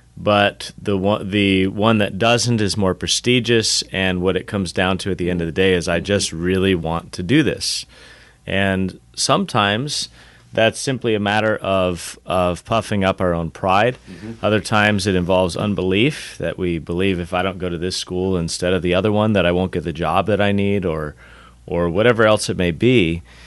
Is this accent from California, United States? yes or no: yes; Southern California, United States; moved away as an adult; I grew up in Southern California